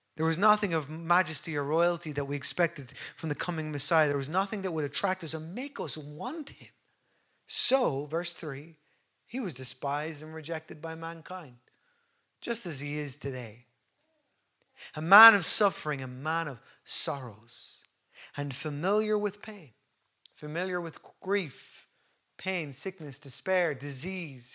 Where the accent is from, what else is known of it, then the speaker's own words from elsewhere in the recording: Ireland; we're great as Irish people